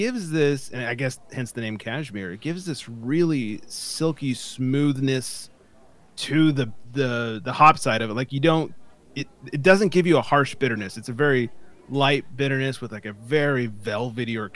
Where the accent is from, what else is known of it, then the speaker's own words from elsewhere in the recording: California, United States; as a Californian